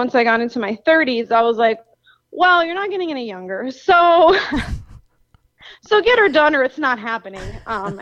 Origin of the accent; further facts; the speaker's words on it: Miami, Florida, United States; born and raised. Yeah. One of the few locals